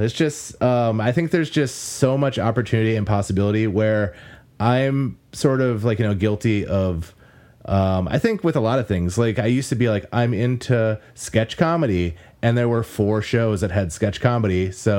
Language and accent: English; Wisconsin, United States; Like, I'm from the Northeast, like, Wisconsin area